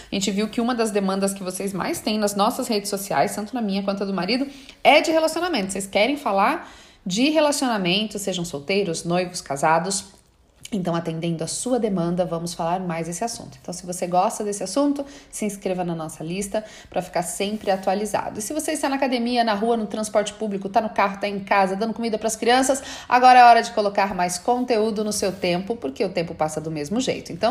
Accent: Bahia, Brazil; sou baiana, zen, água de coco, né, praia, meu marido é italiano, adoro uma guerra.

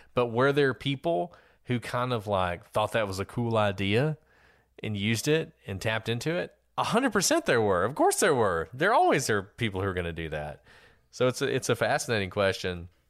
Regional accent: Alabama, United States; I'm from Alabama, Bible Belt, Alabama

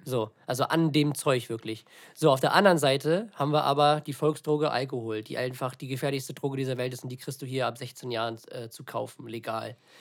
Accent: villages near Lübeck, Schleswig-Holstein, Germany; now in Lübeck, Germany; nicht nur von Lübeck ist, sondern aus, aus den, von den beiden Dörfern, wo ich aufgewachsen bin

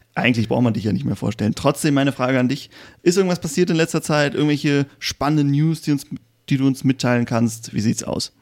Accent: Germany; als Deutscher

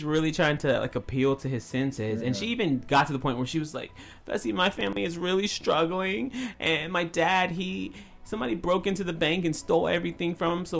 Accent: the South, United States; moved away; growing up in the South

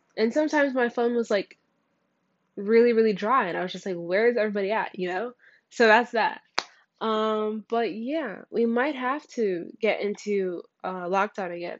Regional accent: near Newark, New Jersey, United States; moved away; back when I was in my hometown, uh, that was close to Newark

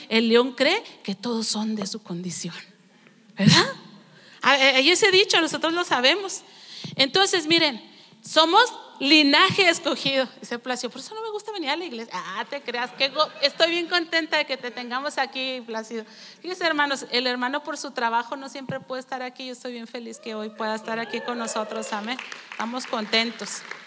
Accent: Mexico; also born or lived in Nonoava (family origin)

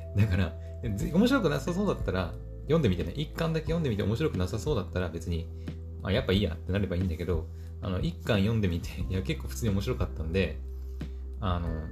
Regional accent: Aomori, Japan; 私の住んでる、ま青森県

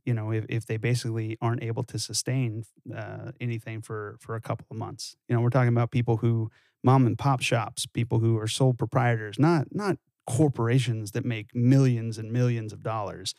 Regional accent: California, United States; growing up in California

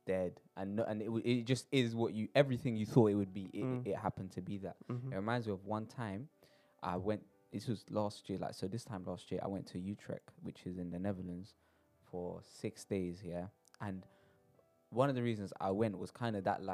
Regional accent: London, United Kingdom; born or raised there

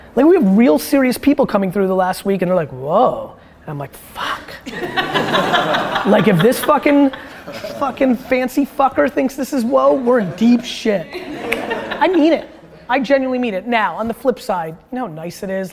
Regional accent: Dover, United States; English is a second language; I wasn't born here my first interaction with American kids when I was like four in Dover

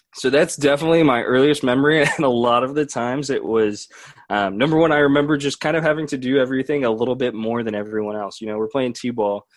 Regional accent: Seattle, Washington, United States; Seattle kids our age.

